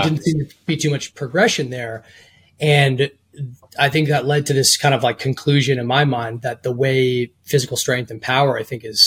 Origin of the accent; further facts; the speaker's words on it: outside of Boston, Massachusetts, United States; I grew up in outside of Boston in the suburbs